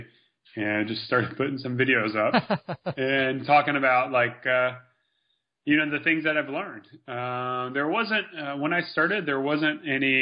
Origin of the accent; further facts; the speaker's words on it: United States; as an American